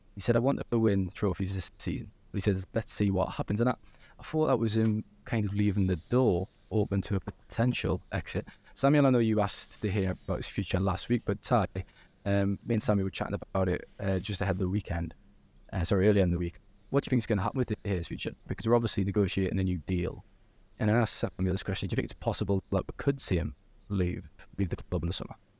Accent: Newcastle upon Tyne, North East England, United Kingdom; I am from Newcastle

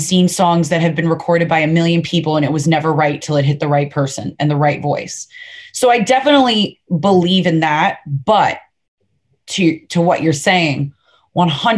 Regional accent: Fort Lauderdale, Florida, United States; I'm from Fort Lauderdale. You know what I mean? So it's not like I grew up in what people would describe as a stereotypical or a typical country lifestyle.

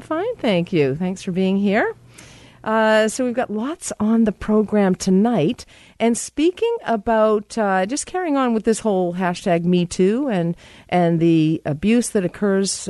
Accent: United States; I am American.

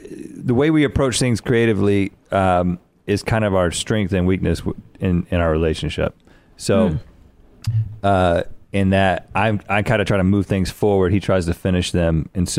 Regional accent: Buies Creek, North Carolina, United States; Little town called Buies Creek.

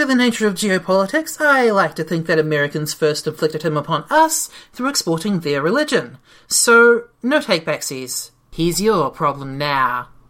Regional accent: New Zealand; I'm from New Zealand

